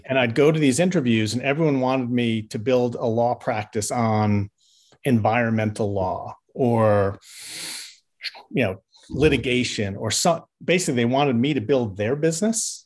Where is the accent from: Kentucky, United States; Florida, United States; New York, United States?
New York, United States; moved away; I grew up in New York